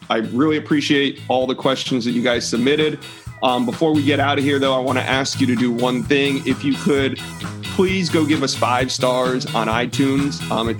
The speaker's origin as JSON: {"language": "English", "town": "Tampa", "region": "Florida", "country": "United States", "tie": "born or raised there", "said": "being born and raised in Tampa Bay"}